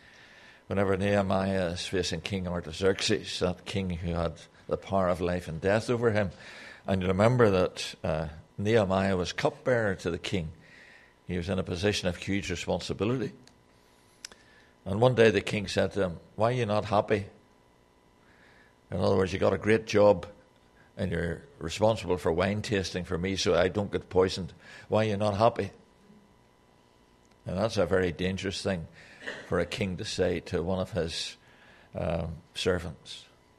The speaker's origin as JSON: {"language": "English", "country": "Ireland", "said": "I make a lot of excuse for the fact that I'm Irish. And Irishmen always say what they think."}